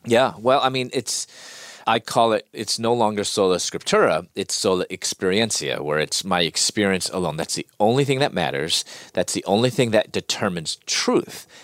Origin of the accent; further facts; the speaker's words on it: Chicago, Illinois, United States; moved away as an adult; also born or lived in Louisville; I'm from Chicago, and living in Louisville at that time